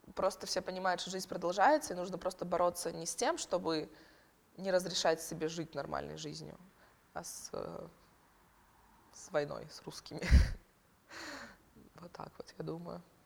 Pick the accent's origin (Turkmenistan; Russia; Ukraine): Ukraine; moved away as an adult; now in Lithuania; я украинка